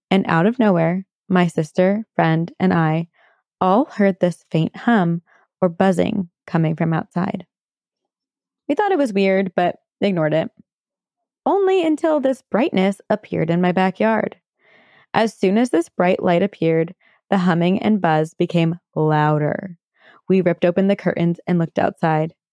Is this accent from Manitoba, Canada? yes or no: no; British Columbia, Canada; I'm from British Columbia, Canada. My story takes place in the small town I grew up in on Vancouver Island around 18 years ago when I was 12 years old.